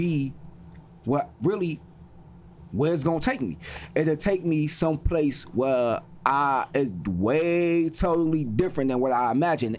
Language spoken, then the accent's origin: English; Chicago, Illinois, United States; I'm from Chicago.